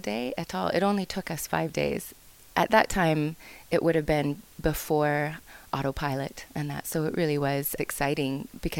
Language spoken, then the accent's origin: English; Issaquah, Washington, United States; I grew up outside of Seattle in a small hamlet called Issaquah